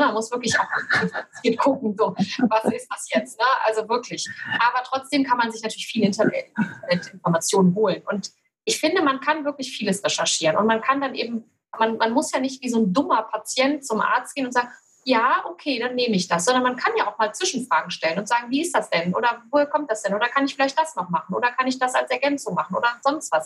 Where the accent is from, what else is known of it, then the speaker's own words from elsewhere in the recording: Cologne, North Rhine-Westphalia, Germany; ich komme aus Köln